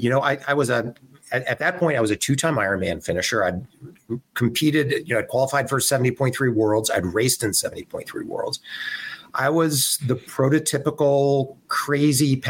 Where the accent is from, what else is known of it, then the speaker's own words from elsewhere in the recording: Southern California, United States; I grew up in Southern California